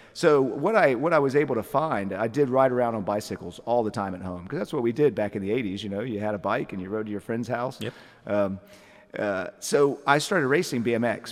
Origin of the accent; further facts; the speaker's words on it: Atlanta, Georgia, United States; also born or lived in Lilburn, Georgia; now in Athens, United States; I'm from the Atlanta area